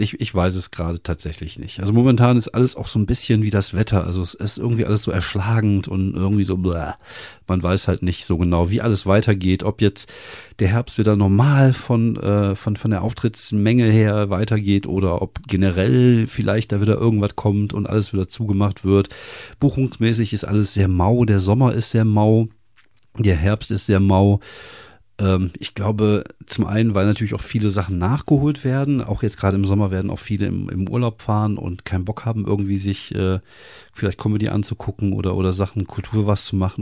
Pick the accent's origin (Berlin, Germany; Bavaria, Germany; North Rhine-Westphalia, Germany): North Rhine-Westphalia, Germany; Wuppertal; ich komme aus Wuppertal